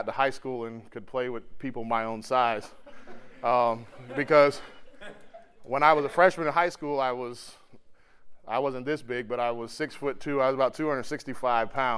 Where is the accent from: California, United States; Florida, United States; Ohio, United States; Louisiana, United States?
Florida, United States; moved away; I grew up in Florida